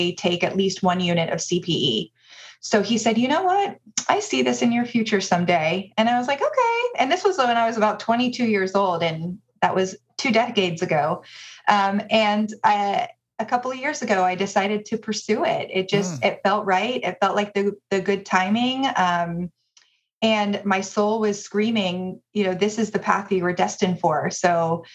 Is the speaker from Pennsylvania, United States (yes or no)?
no; Dallas, Texas, United States; moved away as an adult; also born or lived in Michigan; now in Providence, United States; I am originally from Dallas, Texas, born and raised, and moved here after I finished my graduate studies at the University of Michigan